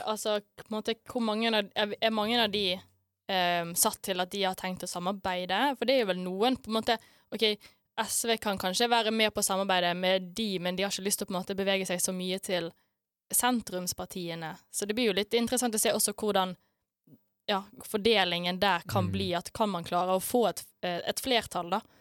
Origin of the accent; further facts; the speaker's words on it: Bergen, Vestland, Norway; så er jeg fra Bergen òg